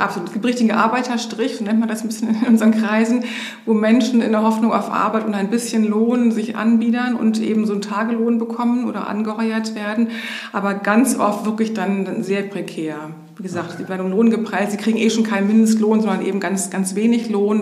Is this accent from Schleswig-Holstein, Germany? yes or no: no; Hamburg, Germany; also born or lived in Berlin / Schenefeld; bin in Hamburg groß geworden, habe dann in Berlin studiert